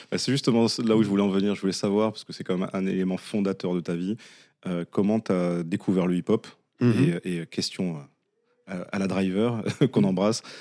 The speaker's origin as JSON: {"language": "French", "town": "Dijon", "region": "Bourgogne-Franche-Comté", "country": "France", "tie": "born or raised there", "moved": "as an adult", "said": "J'ai grandi à Dijon. Ouais. J'ai grandi à Dijon. Jusqu'en 95."}